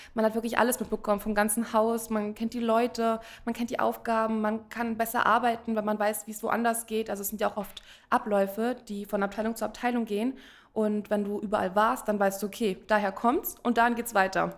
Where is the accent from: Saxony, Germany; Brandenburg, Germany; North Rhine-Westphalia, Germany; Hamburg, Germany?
Brandenburg, Germany; area around Berlin; wir kommen ja eigentlich nicht aus Berlin, sondern aus der Umgebung. Lotto Brandenburg war bei uns näher dran